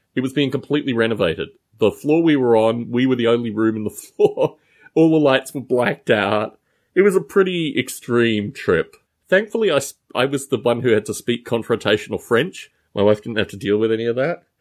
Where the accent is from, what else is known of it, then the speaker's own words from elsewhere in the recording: Canberra, Australian Capital Territory, Australia; moved away; My hometown of Canberra, Australia